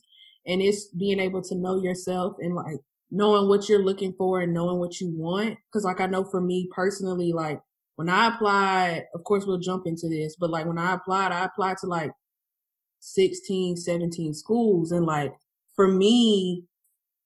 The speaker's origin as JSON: {"language": "English", "town": "Atlanta", "region": "Georgia", "country": "United States", "said": "I'm from Atlanta"}